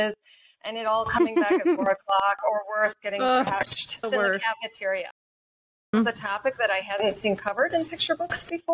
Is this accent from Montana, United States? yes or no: no; Wisconsin, United States; I am from Wisconsin, so I have that Midwestern value of not wasting any precious resources.